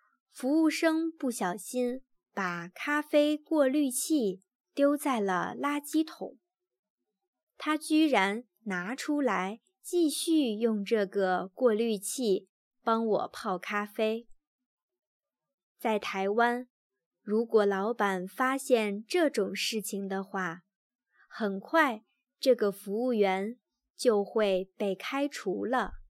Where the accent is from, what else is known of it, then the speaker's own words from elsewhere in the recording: Germany; Chinese is a second language; 虽然我们德国人喝的咖啡比台湾人大概多两倍，但是，一般德国咖啡厅的咖啡。太难喝了。